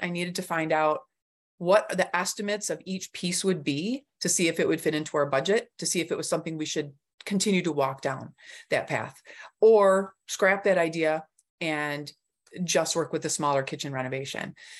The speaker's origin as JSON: {"language": "English", "town": "Clarkston", "region": "Michigan", "country": "United States", "said": "I'm from Clarkston, Michigan"}